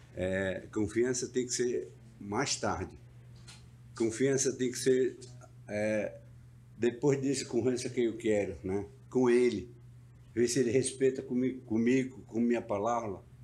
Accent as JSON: {"language": "Portuguese", "country": "Brazil", "said": "quero voltar para a minha aldeia"}